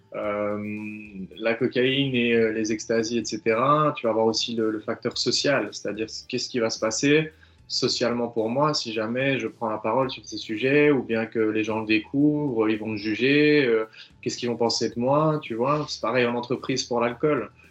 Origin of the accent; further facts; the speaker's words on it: Belgium; chez nous en Belgique